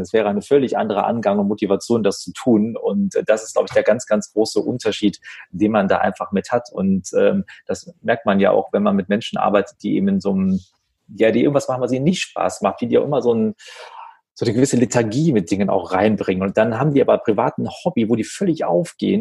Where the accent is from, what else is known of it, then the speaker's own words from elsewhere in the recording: Wuppertal, North Rhine-Westphalia, Germany; in Wuppertal sagt man so schön, wo ich aufgewachsen bin